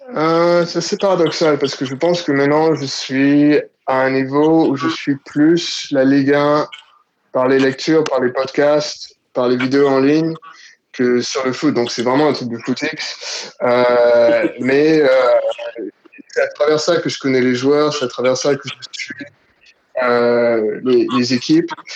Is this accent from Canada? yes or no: no; Côte d’Ivoire; moved away as an adult; also born or lived in Paris, France; now in Sydney, Australia; À la base, je suis de Côte d'Ivoire, donc j'ai euh, grandi en Côte d'Ivoire